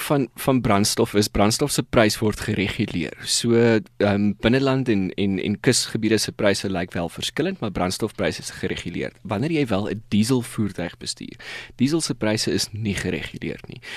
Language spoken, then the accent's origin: Afrikaans; South Africa; ons as Suid-Afrikaners